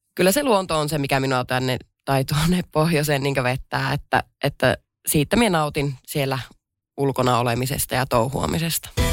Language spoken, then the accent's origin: Finnish; Pello, Lapland, Finland; olen Lapista pellosta kotoisin